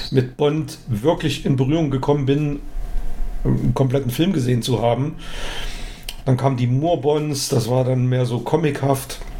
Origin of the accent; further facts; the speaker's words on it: East Germany, Germany; also ich bin ja in der DDR groß geworden